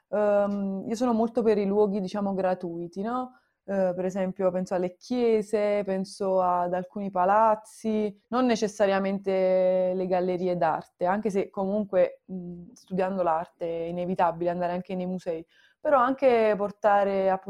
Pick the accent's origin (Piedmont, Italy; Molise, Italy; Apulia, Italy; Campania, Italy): Campania, Italy; Naples; non solo appunto sono nata a Napoli e sono fortunata per, perché comunque è una città che ti offre tanto